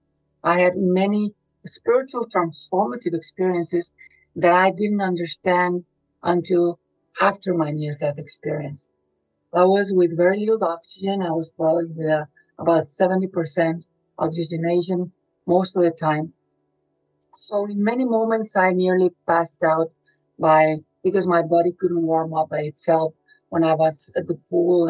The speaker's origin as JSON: {"language": "English", "town": "Monterrey", "region": "Nuevo León", "country": "Mexico", "moved": "yes", "said": "I'm originally from Monterrey, Mexico."}